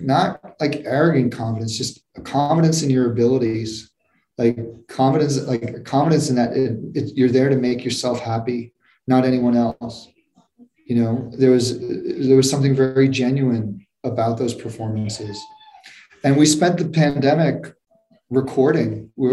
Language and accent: English; New York, United States; moved away as an adult; now in Los Angeles, United States; living in New York